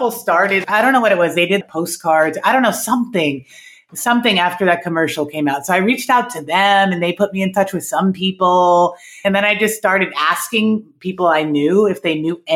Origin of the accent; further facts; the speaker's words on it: New York City, New York, United States; moved away as an adult; now in Cincinnati, United States; I grew up in Manhattan, born and raised